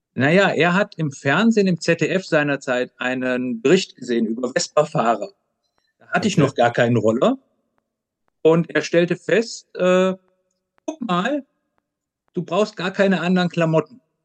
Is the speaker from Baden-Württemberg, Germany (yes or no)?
no; Aachen, North Rhine-Westphalia, Germany; moved away as an adult; also born or lived in Leipzig; Ich komme ja, wie gesagt, aus dem Grenzland Aachen, Holland, Belgien